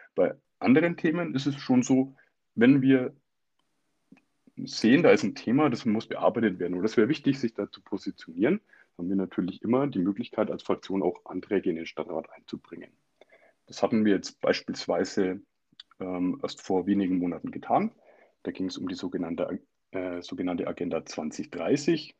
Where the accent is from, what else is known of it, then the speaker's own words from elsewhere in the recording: Germany; bei uns in Deutschland